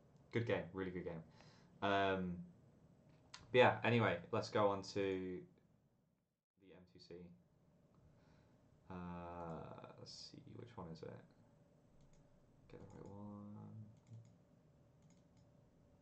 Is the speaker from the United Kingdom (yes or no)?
yes; England, United Kingdom; As an Englishman